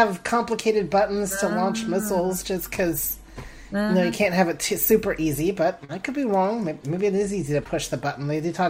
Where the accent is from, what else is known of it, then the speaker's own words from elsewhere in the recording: Houston, Texas, United States; Houston, Texas.